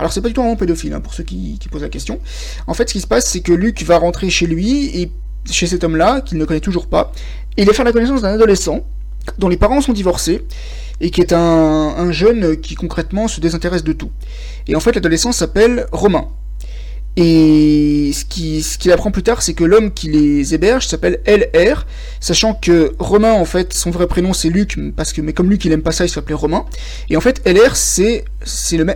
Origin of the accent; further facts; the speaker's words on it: France; moi je suis français